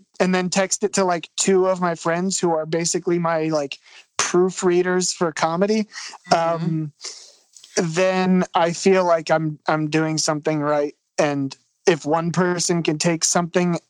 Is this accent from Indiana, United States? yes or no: no; Philadelphia, Pennsylvania, United States; I'm from Philly. I don't know if I mentioned that yet, but I'm from Philadelphia